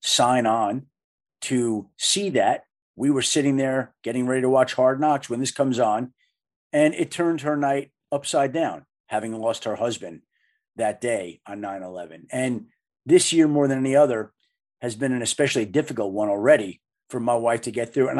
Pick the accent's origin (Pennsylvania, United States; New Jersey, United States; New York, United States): New York, United States; Bellmore; my dear friends growing up in Belmore, New York, on Long Island